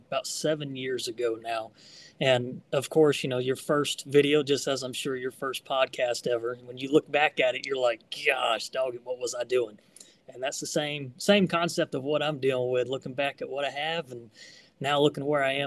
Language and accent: English; Tampa, Florida, United States; Originally from Tampa area, but have since moved locations in Florida